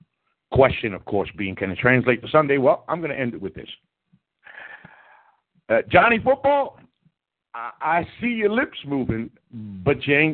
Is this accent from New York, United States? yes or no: yes; New York City, New York, United States; I am from New York City